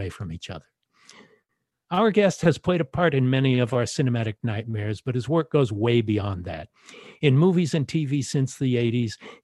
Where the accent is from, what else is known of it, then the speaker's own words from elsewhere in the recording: Los Angeles, California, United States; My hometown of Los Angeles